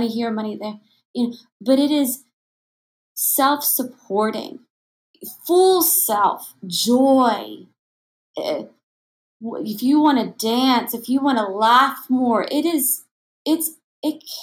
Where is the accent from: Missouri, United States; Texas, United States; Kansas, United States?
Texas, United States; Tomball; moved away; I'm from Tomball, Texas